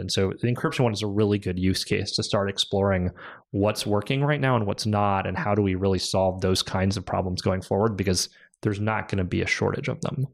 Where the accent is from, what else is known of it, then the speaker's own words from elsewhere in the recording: California, United States; we moved home to California. We're both Californian